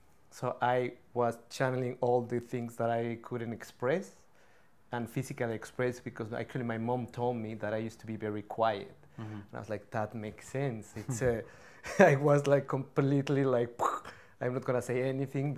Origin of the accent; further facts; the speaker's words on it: Mexico City, Mexico; now in Vancouver, Canada; I grew up in Mexico City